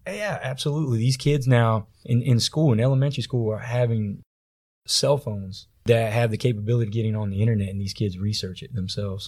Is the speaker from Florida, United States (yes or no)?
yes; Tampa, Florida, United States; growing up in Tampa, Florida